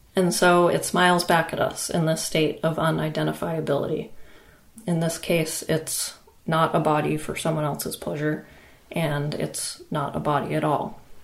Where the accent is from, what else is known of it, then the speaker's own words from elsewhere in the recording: Maine, United States; a residency that I had in Maine, which is also my home state.